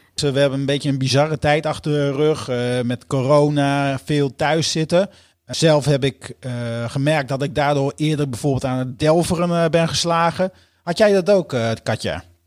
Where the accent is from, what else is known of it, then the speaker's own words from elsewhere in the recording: Groningen, Netherlands; Geboortejaar 1978, geboorteplaats Groningen